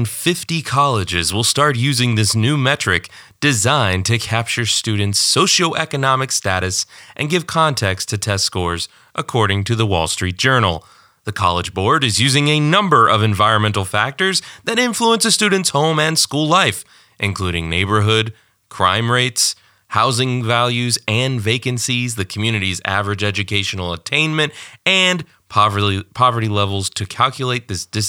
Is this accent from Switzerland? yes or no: no; Detroit, Michigan, United States; I am from Detroit.